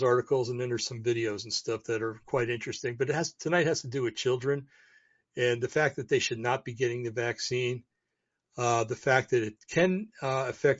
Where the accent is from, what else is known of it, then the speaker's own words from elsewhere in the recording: United States; I'm an American. I've been an American since I was born.